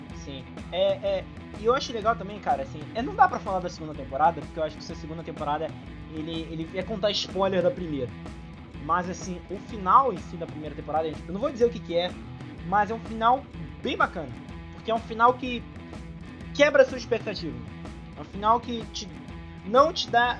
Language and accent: Portuguese; Brazil; eu como brasileiro